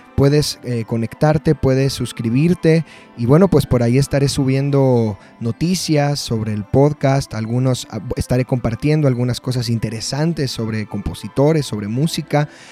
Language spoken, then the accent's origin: Spanish; Mexico; yo soy mexicano